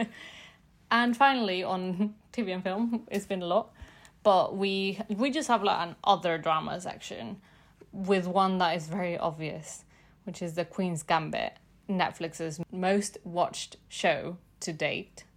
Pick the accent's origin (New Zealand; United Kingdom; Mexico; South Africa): Mexico; Mexico City; I'm from Mexico City